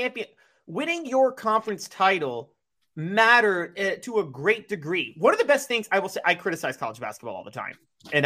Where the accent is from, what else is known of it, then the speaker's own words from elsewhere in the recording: Memphis, Tennessee, United States; I'm from Memphis, Ridgeway, White Station. I went to Ridgeway.